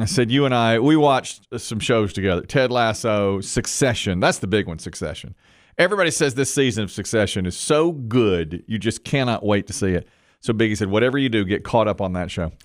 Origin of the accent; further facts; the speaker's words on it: Greensboro, North Carolina, United States; We're from Greensboro, North Carolina